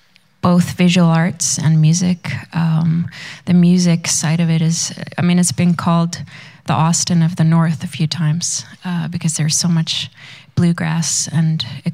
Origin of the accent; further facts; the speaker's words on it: Sweden; moved away as an adult; also born or lived in Vancouver, Canada; now in Whitehorse, Canada; I grew up in Sweden, which is north, and then I've lived, I guess, 8 years now in Whitehorse, so I definitely feel more like a northerner than a southerner.